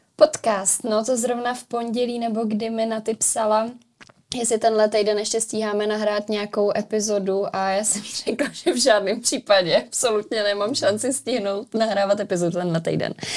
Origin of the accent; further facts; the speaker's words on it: Dobříš, Central Bohemian Region, Czechia; moved away as an adult; now in Prague, Czechia; No já jsem původně z Dobříše, nebo eh, tím směrem, z malé vesnice u Dobříše